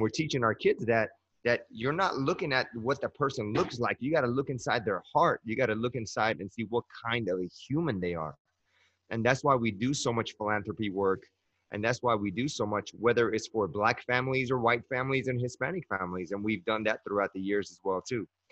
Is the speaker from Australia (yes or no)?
no; Iran; moved away; And I'm from the Middle East. I'm from Iran.